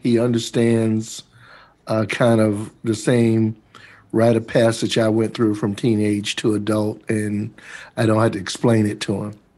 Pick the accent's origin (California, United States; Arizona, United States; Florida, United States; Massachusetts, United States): Florida, United States; Jacksonville; moved away as an adult; also born or lived in Minnesota; I grew up in Jacksonville, Florida.